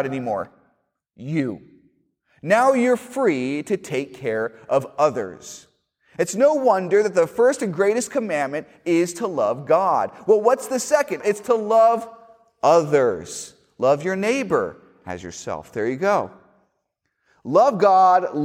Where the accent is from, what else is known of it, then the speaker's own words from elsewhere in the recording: Miami, Florida, United States; moved away; when I was in high school, I went to a school in Miami, and I didn't say this earlier, but I am from Miami, Florida